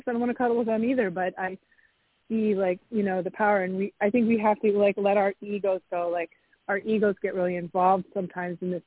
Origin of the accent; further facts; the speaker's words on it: New England, United States; I grew up in New England